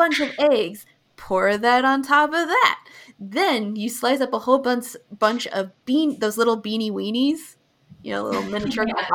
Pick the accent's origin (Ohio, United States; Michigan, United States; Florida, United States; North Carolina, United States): Ohio, United States; I'm from Ohio